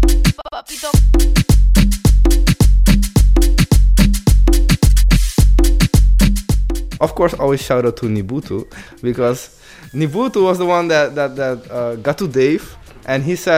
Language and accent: English; Netherlands; I'm from Holland